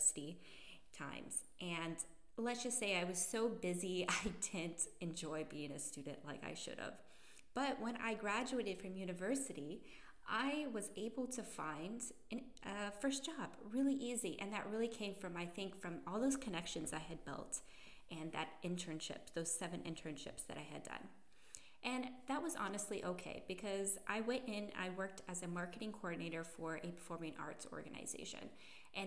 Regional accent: California, United States; moved away as an adult; also born or lived in Salzburg, Austria / New Zealand; now in Berlin, Germany; I am an American and I'm originally from California. But I am based here in Berlin, Germany.

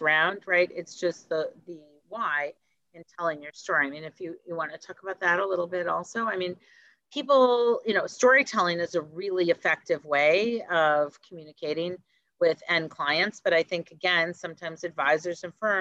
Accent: Detroit, Michigan, United States; I grew up in Detroit

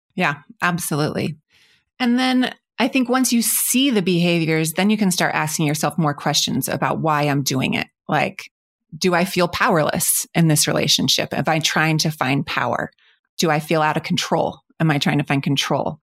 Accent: Spokane, Washington, United States; moved away as an adult; have recently come back to my hometown, Spokane

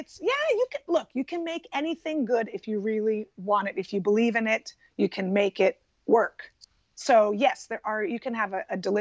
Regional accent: San Francisco, California, United States; also born or lived in Soviet Union / East Coast; now in Los Angeles, United States; when I was four, we moved to San Francisco where I grew up

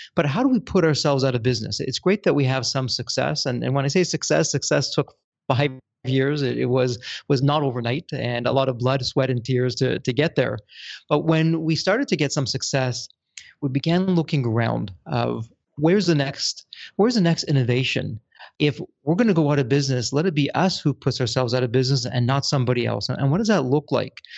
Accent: Toronto, Ontario, Canada; I'm born and raised in Toronto, Canada

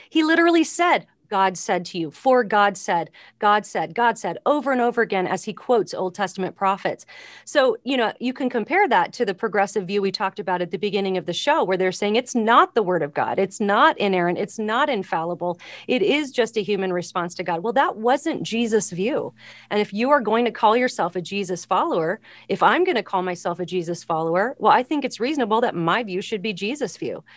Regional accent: Los Angeles, California, United States; I grew up in Los Angeles

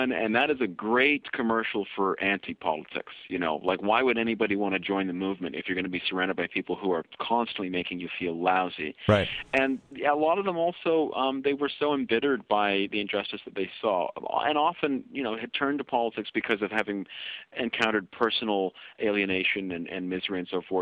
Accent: Kenya; now in Canada; in my own political experiences uh, as a Kenyan Canadian, I've you know, I've worked with various groups across Canada

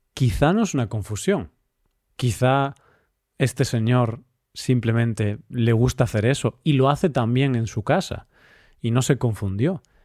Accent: Spain; moved away as an adult; now in Cyprus; yo soy de España

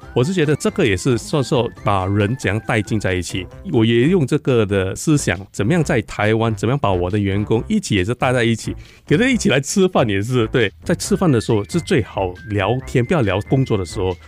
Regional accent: Singapore; 我是来自新加坡的

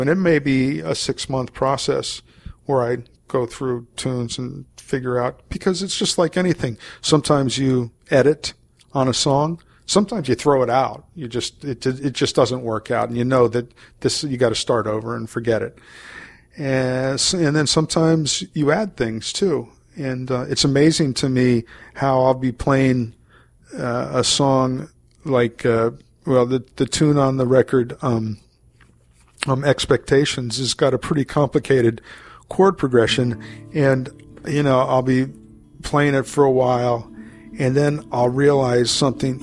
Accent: Maryland, United States; moved away; I'm from Maryland, originally, and I have family still down in Maryland

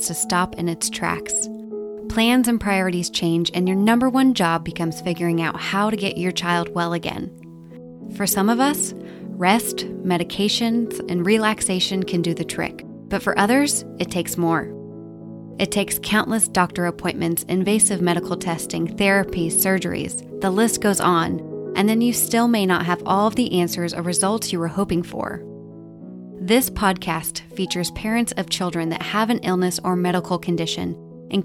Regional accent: Dallas, Texas, United States; We grew up outside of Dallas in the same neighborhood, attended the same schools

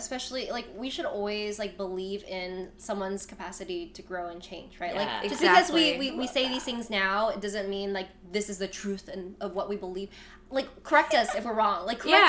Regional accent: United States; being born in the States

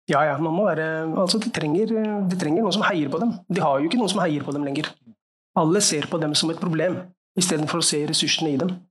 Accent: Norway; så jeg tenkte jeg nå er det på tide å

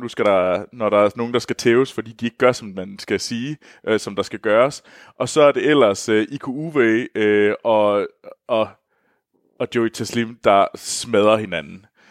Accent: Denmark; moved away as an adult; Nu har jeg jo meldt mig ud af det danske, af Danmark

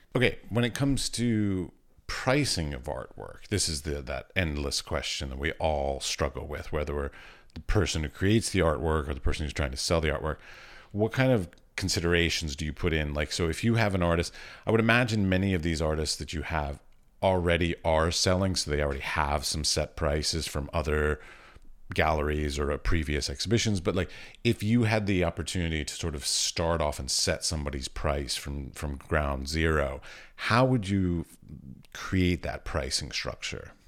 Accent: Washington, District of Columbia, United States; moved away as an adult; also born or lived in Iowa; now in Czech Republic; I grew up around the Smithsonian in Washington, D C.

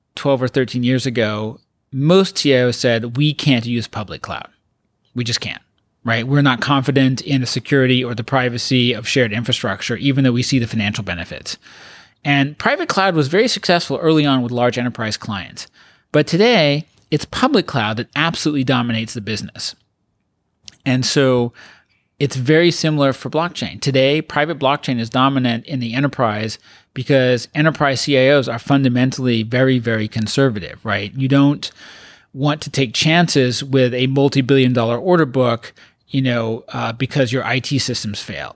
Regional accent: Colorado, United States; also born or lived in England; now in San Francisco, United States; I uh, grew up in mostly in Colorado

